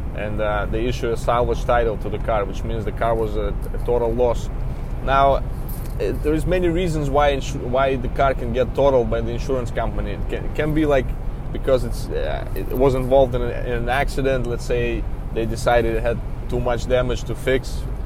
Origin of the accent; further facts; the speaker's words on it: Belarus; English is a second language; moved away as an adult; also born or lived in New York; now in United States; originally, I'm from Belarus. It's a small country in Eastern Europe